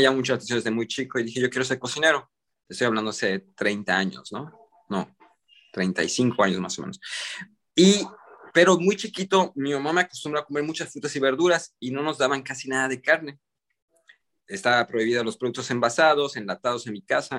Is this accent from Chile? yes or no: no; Mexico; moved away as an adult; also born or lived in United States; yo crecí en Estados Unidos, soy mexicano, mexicoamericano, mexicano de nacimiento, eh, criado casi toda mi vida en, Estados Unidos. Fue donde crecí desde, desde nacido hasta los 8 años y luego regresé a México y estuve como 10, 11 años